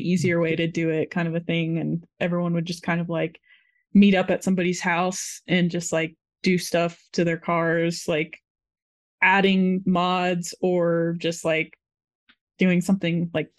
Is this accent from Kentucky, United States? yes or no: no; Florida, United States; I'm from Florida, where there's no mountains